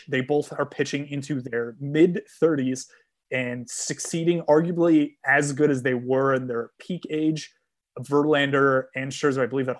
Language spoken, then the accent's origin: English; Northeast, United States; I grew up in the Northeast.